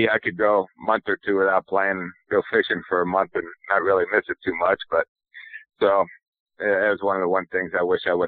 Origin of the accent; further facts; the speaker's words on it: Florida, United States; moved away as an adult; also born or lived in Iowa; growing up in Florida